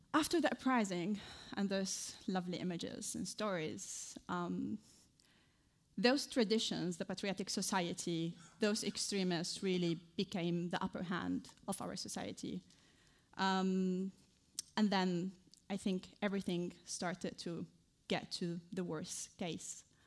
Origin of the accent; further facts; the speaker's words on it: Idlib, Idlib Governorate, Syria; moved away as an adult; also born or lived in Damascus; now in United Kingdom; I was raised in a very conservative town. I think many of you who follow Syria news know it. It's named Idlib